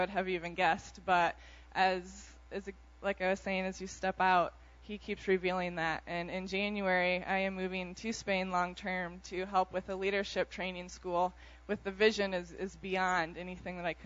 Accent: Iowa, United States; moved away as an adult; I grew up in Iowa, was a very, very shy girl

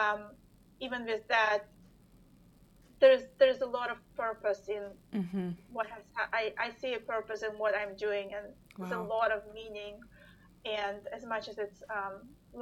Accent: Russia; moved away; I'm originally from Russia, so we've connected with the Russian community

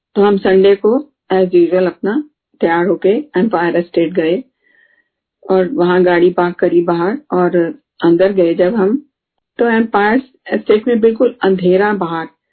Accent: Delhi, India; moved away; हम दिल्ली से हैं

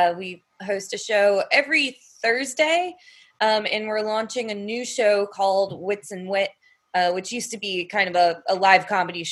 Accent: Rhode Island, United States; now in Alexandria, Virginia, United States; I grew up in Rhode Island

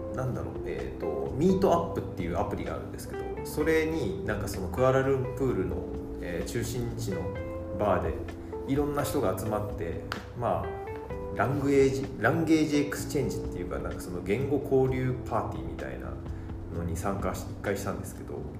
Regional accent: Yokohama, Kanagawa, Japan; 僕地元が横浜なんですけど

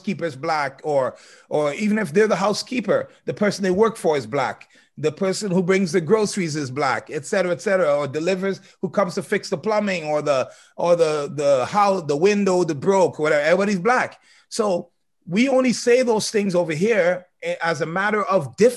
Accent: Trinidad & Tobago; me as a Trinidadian who is indirectly African

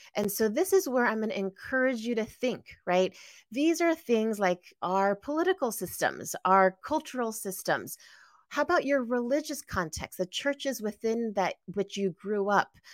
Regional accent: San Gabriel Valley, greater Los Angeles area, California, United States; I was born and raised in the greater Los Angeles area, specifically the San Gabriel Valley.

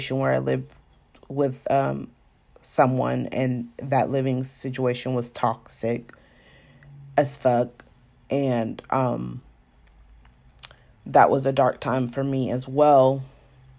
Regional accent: Savannah, Georgia, United States; also born or lived in Atlanta; even though I was born in Savannah, Georgia, and, you know, grew up in Georgia

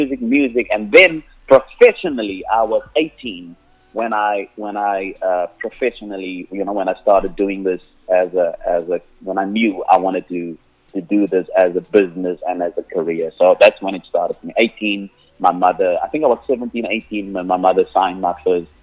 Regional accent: Cape Town, Western Cape, South Africa; first language Afrikaans; English is a second language; So that's where I grew up. I grew up on the Cape Flats

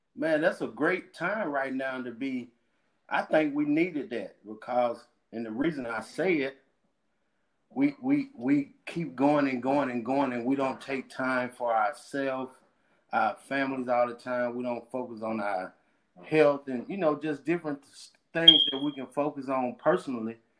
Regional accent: Starkville, Mississippi, United States; I'm from Starkville, Mississippi. That's in central part of the state

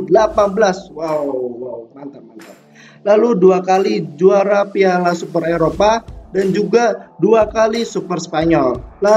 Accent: Jakarta, Indonesia; born there; lahir di Jakarta pada 3 November 1999.

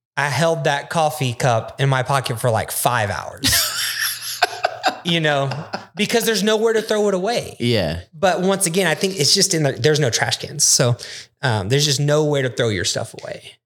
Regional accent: United States; we're American

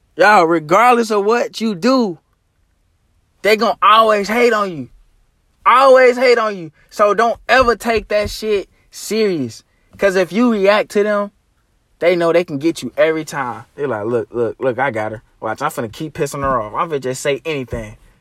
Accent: Arkansas, United States; my hometown. I mean, my, uh, home state, Arkansas.

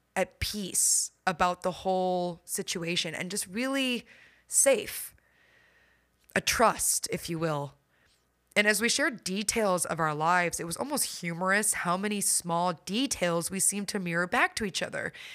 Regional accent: Midwest, United States; I grew up in the Midwest

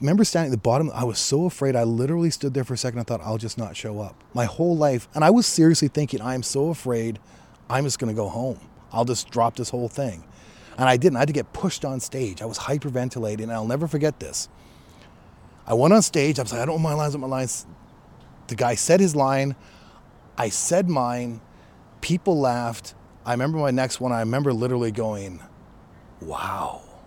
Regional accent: Chilliwack, British Columbia, Canada; moved away as an adult; also born or lived in New Westminster; now in Los Angeles, United States; Originally from New West, I was born in New Westminster, I grew up in Chilliwack

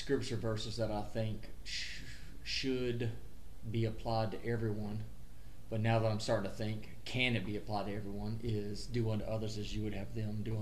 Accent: American South, United States; Heck, I'm Southern

